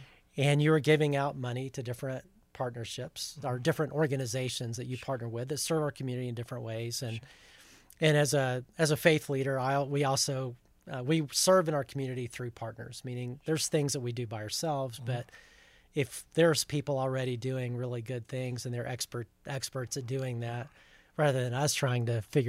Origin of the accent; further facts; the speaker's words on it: Huntsville, Alabama, United States; now in Plano, United States; I grew up in Huntsville, Alabama.